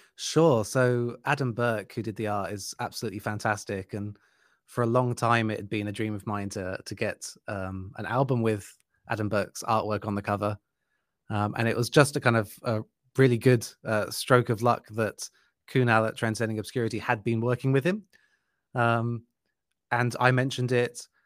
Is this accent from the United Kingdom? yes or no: yes; United Kingdom; now in Germany; I've really missed living in Germany and being a Brit